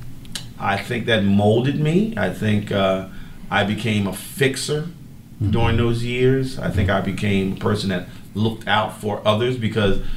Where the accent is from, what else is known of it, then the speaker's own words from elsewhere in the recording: Philadelphia, Pennsylvania, United States; moved away as an adult; now in Savannah, United States; I was born and raised in Philadelphia, Pennsylvania